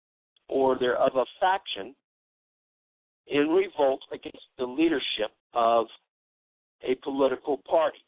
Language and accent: English; United States; I'm an American